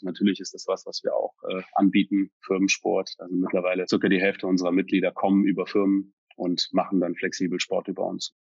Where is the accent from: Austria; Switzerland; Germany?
Germany; North Rhine-Westphalia; now in Berlin, Germany; komme aus Deutschland, gebürtig vom Niederrhein, also in der Nähe von der holländischen Grenze